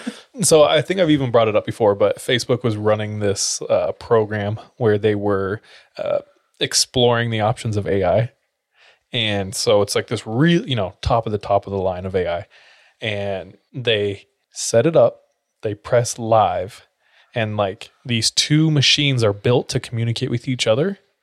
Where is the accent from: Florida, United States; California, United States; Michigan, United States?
California, United States; where I grew up in California is the Orange Capital of, like, the world.